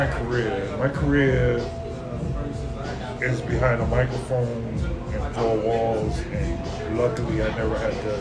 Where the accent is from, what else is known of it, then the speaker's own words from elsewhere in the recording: DMV, United States; also born or lived in Dallas, Texas; now in El Paso, United States; I'm a DMV dude.